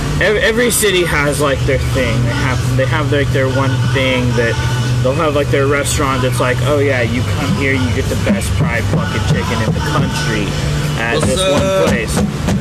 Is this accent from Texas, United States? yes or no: yes; Houston, Texas, United States; I'm from Houston